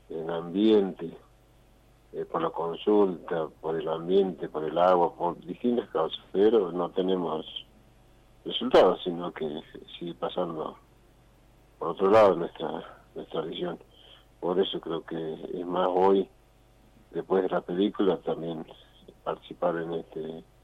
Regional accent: El Moreno, Jujuy, Argentina; yo nací en Moreno. Sí. Hice la primaria ahí en el pueblo.

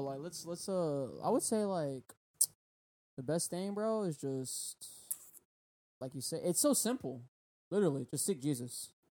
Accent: United States; we grew up in America

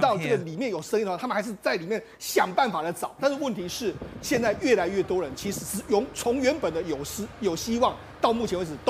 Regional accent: Taiwan; 那当然更让我们台湾人感动的是，

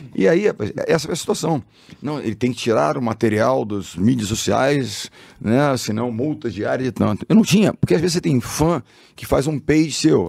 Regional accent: Rio de Janeiro, Brazil; eu sou carioca, sou do Rio, amo o Rio, tô lá

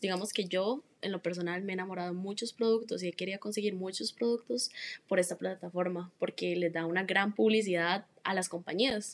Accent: Heredia, Costa Rica; soy de Heredia

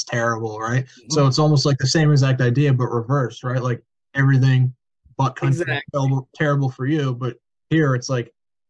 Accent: New Jersey, United States; growing up in New Jersey

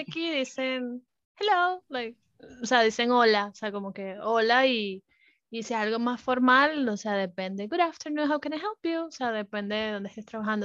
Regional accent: Venezuela; moved away; Venezuela está, nosotros somos más como del Caribe

